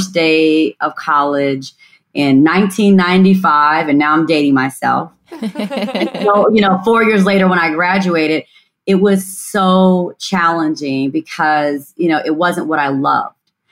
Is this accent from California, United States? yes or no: no; Gary, Indiana, United States; born and raised in Gary, Indiana